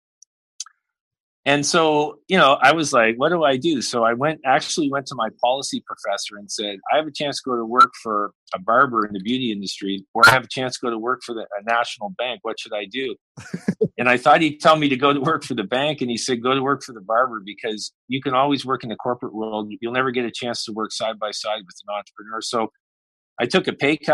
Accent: Halifax, Nova Scotia, Canada; I grew up in Halifax

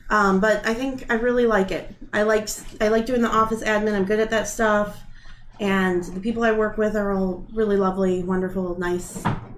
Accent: Aurora, Illinois, United States; moved away as an adult; now in Arizona, United States; Okay, so I'm from Aurora. Mm-hmm. I was born and raised on the east side and then moved to the west side, went to high school at West. And I lived here my whole life, and then I moved to Arizona not because I don't love Aurora.

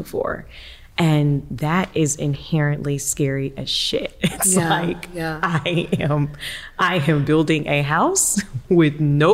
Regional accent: Savannah, Georgia, United States; moved away as an adult; also born or lived in Washington, D.C. / New York; now in Atlanta, United States; I'm originally from Savannah, and I've wanted to come back to Georgia for a very long time

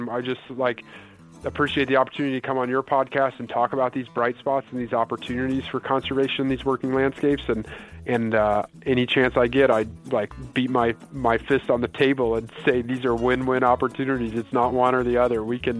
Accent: Indiana, United States; now in Iowa; I mentioned I grew up in Indiana.

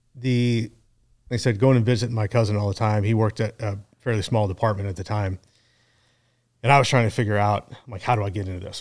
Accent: Kansas City, Missouri, United States; born and raised in Kansas City

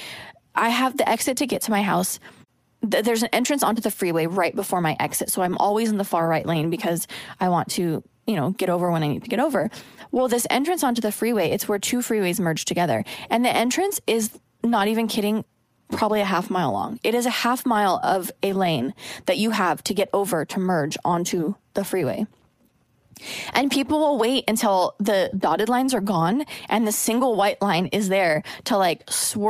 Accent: Oregon, United States; now in Los Angeles, United States; I'm from Oregon, where it's like the land of polite drivers.

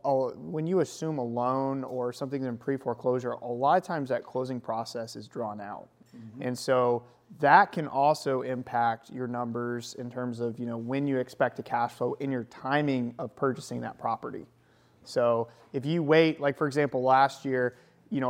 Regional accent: Buffalo, New York, United States; I'm from Buffalo.

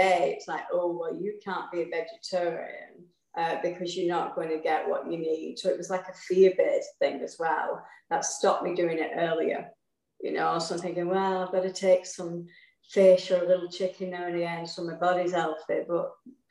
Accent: England, United Kingdom; I was brought up in England, which everybody can hear.

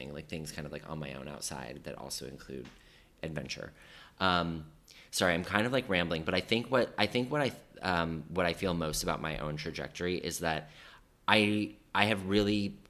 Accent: Colorado, United States; now in New York, United States; I grew up in Colorado

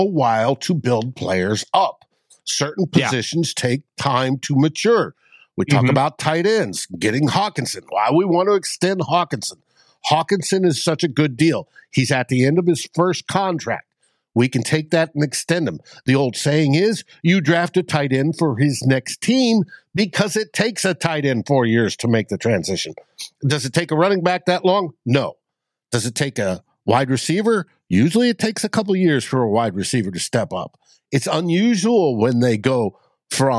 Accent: New England, United States; moved away; Part of my life was growing up in New England

